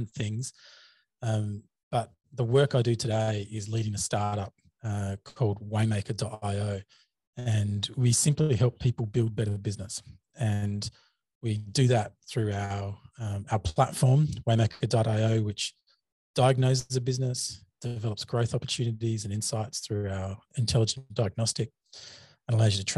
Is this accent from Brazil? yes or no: no; Gold Coast, Queensland, Australia; accent: Australian; I'm obviously Australian. G'day. You've probably heard that in the accent already. I herald from a place in Australia called